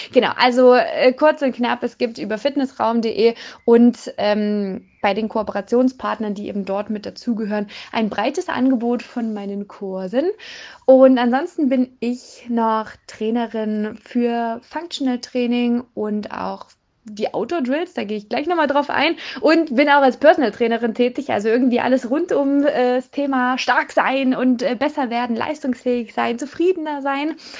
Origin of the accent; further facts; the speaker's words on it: Erfurt, Thuringia, Germany; moved away as an adult; also born or lived in Jena; now in near Zwickau, Germany; Ich bin im schönen Thüringen in Erfurt geboren worden, habe dann in Jena studiert und wohne jetzt mittlerweile in der Nähe von Zwickau